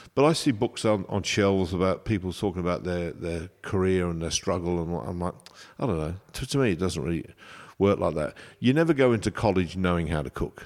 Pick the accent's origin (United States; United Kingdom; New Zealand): United Kingdom; Coventry, West Midlands; moved away as an adult; also born or lived in London / France; now in Australia; I was born in Coventry. So yeah. I was in Coventry.